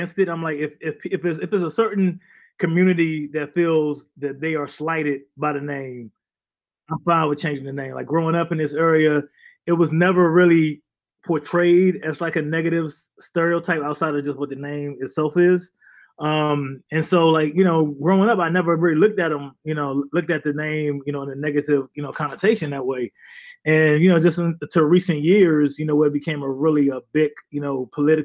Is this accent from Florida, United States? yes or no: no; Landover, Maryland, United States; moved away as an adult; also born or lived in Bristol, Connecticut; I'm from the D.C. area, grew up in Maryland.